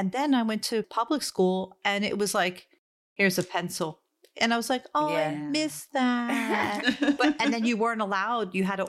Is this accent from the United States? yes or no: yes; East Coast, United States; I'm from the East Coast.